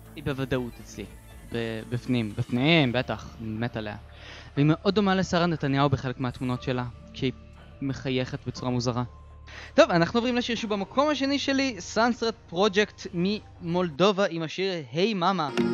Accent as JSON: {"language": "Hebrew", "town": "Beersheba", "region": "Southern District", "country": "Israel", "said": "כמו שאנחנו היינו עושים פעם בבאר שבע"}